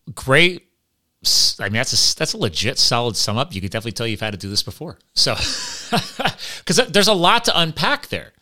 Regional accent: Pennsylvania, United States; also born or lived in Flemington, New Jersey; I was born in Jersey, grew up in Pennsylvania.

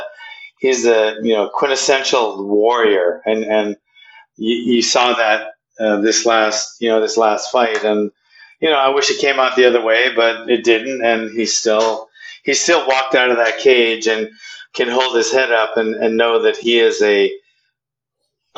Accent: Hawaii, United States; I'm from Hawaii

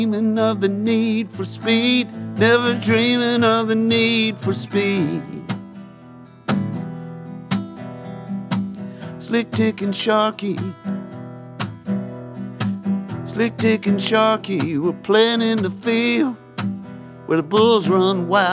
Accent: Waycross, Georgia, United States; also born or lived in Libya / Albany, Georgia / Tampa, Florida; a place that Billy Ray and I grew up in Waycross called Dog Hill.

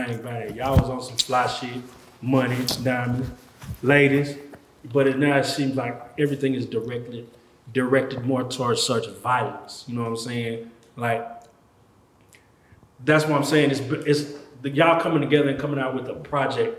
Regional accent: Dallas, Texas, United States; I'm from North Dallas

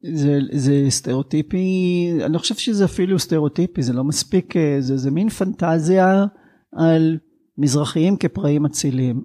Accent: Sderot, Southern District, Israel; מהעיר שבה גדלתי

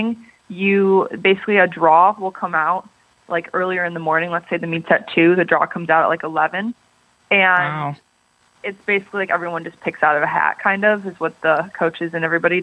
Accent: Harrison Township, Michigan, United States; moved away as an adult; now in Athens, United States; I grew up actually outside of Detroit, Michigan, in this city called Harrison Township

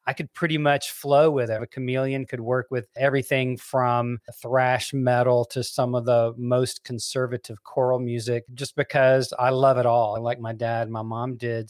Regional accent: Memphis, Tennessee, United States; we grew up in Memphis, Tennessee

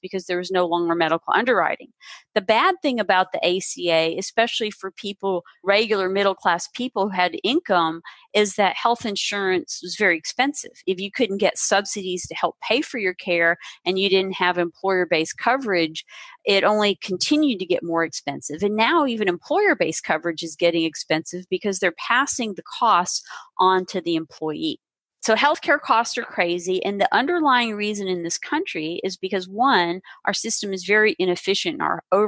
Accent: the South, United States; I grew up in the South

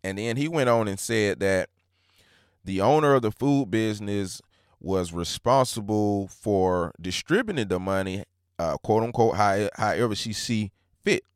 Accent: Hancock County, Georgia, United States; I'm from Hancock County, Georgia.

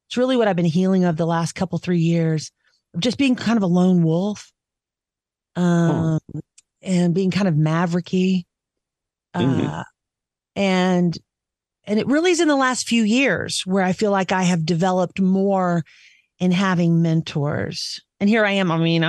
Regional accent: the South, United States; I'm just a Southerner who could adapt to Midwest pretty easily, who could adapt most everywhere. I didn't feel like I was from Jersey.

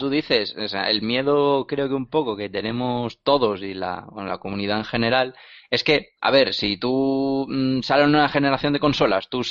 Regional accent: Spain; es que somos españoles, no nos tienen en cuenta.

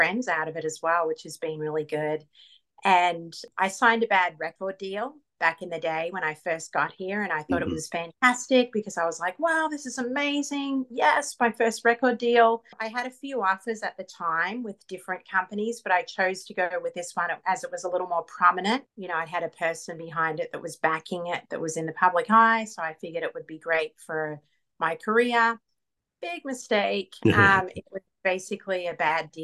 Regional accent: Queensland, Australia; moved away as an adult; also born or lived in Melbourne, Australia / Atlanta, Georgia; now in Los Angeles, United States; I actually am from Melbourne, but I grew up in Queensland

